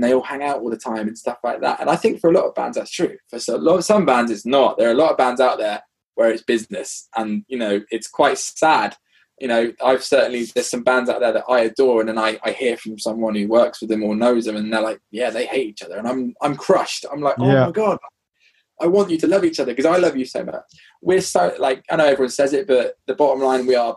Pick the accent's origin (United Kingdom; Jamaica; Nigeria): United Kingdom; I remember being really British